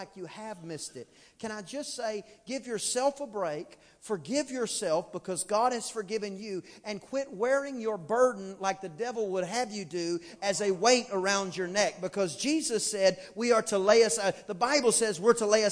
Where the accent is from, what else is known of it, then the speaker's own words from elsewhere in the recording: East Texas, United States; I am from East Texas.